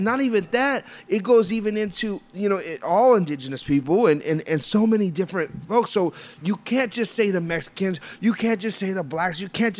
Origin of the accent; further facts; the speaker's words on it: Puerto Rico; I'm Puerto Rican